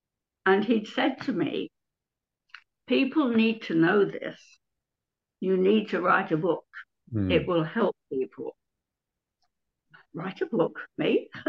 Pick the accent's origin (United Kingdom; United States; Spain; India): United Kingdom; Kingston upon Thames, London; moved away as an adult; also born or lived in Mitcham / Streatham; now in Brighton, United Kingdom; I was born in Kingston upon Thames.